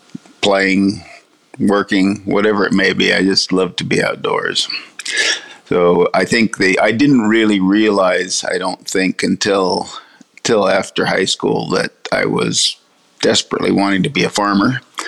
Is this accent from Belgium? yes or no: no; California, United States; So I grew up in vineyards in California